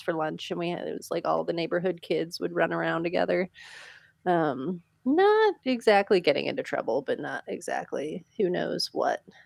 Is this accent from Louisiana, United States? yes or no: no; Pennsylvania, United States; I grew up in Pennsylvania with a very large yard.